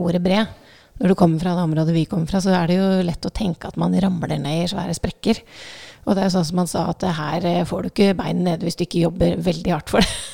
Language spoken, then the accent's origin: Norwegian; Southern Norway, Norway; som søring